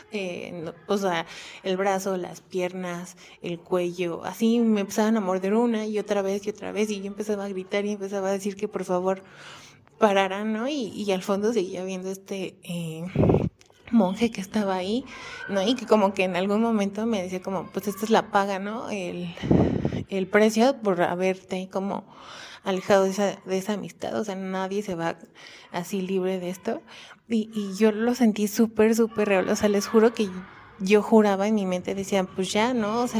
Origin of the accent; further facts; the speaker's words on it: Xalapa, Veracruz, Mexico; born there; yo, yo nací en Jalapa, Veracruz, iba siempre a visitar a mis abuelos.